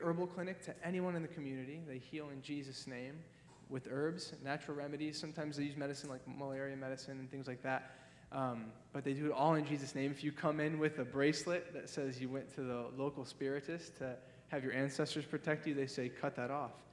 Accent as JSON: {"language": "English", "region": "Ohio", "country": "United States", "moved": "yes", "said": "I'm from Ohio."}